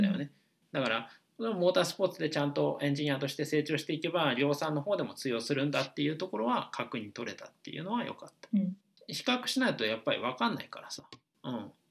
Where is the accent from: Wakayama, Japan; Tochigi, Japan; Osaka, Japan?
Osaka, Japan; moved away as an adult; also born or lived in Kanto; もともと大阪に、あのが出身でで二十歳までは僕ずっと大阪にいた